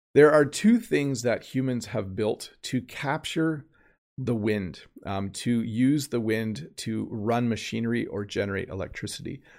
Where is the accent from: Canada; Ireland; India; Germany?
Canada; the Canadian